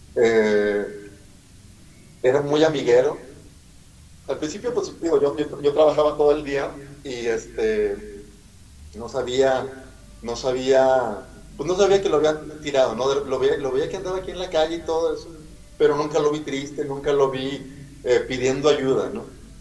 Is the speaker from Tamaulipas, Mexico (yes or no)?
no; Monterrey, Nuevo León, Mexico; soy de Monterrey, Nuevo León